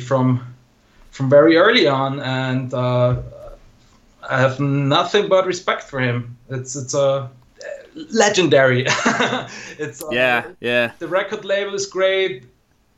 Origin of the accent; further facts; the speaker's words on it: Innsbruck, Tyrol, Austria; English is a second language; Innsbruck, my hometown